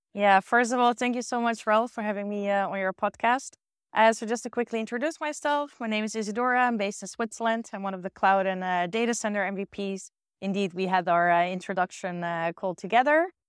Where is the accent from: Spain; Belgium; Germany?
Spain; German is a second language; now in Austria; ich komme aus Spanien